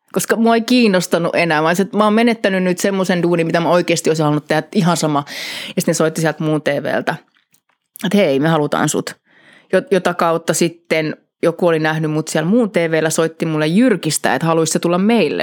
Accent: Helsinki, Uusimaa, Finland; moved away as an adult; Helsingissä Kannelmäestä kotoisin kuule getosta.

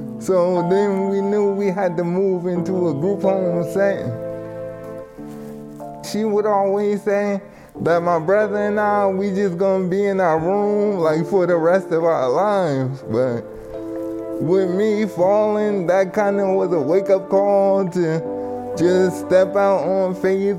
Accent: Somerset, New Jersey, United States; I'm from Somerset, New Jersey

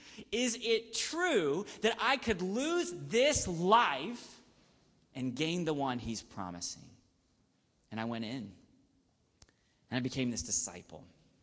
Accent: the South, United States; I grew up in the South

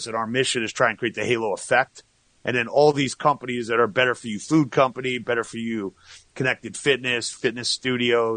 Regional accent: Long Island, New York, United States; moved away as an adult; also born or lived in Atlanta, Georgia / Boston, Massachusetts / Florida; now in Manhattan Beach, United States; I'm originally from Long Island

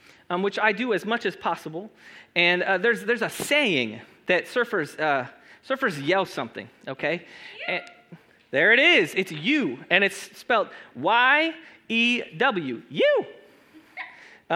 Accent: Los Angeles, California, United States; also born or lived in Chula Vista, California; I grew up in Los Angeles, for those who don't know. And then after Los Angeles, my family moved me to San Diego, to Chula Vista particularly

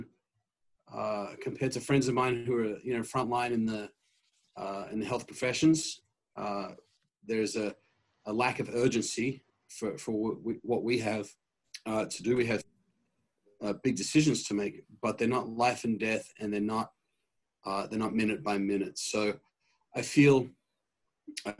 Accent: Australia; moved away as an adult; now in Michigan, United States; You'll hear in my voice a hint of an accent. I come from Australia originally.

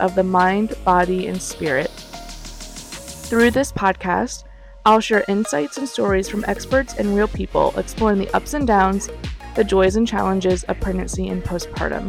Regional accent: Ohio, United States; I'm originally from Ohio, born and raised there

